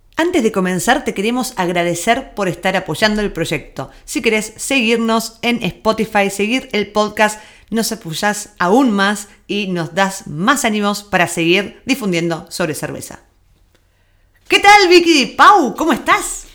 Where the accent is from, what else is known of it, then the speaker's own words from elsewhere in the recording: Argentina; moved away; nuestro acento, de que venimos de Argentina